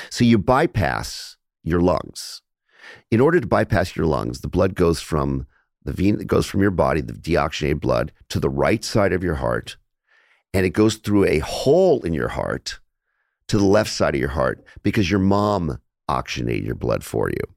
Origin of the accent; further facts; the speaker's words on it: Los Angeles, California, United States; I grew up in Los Angeles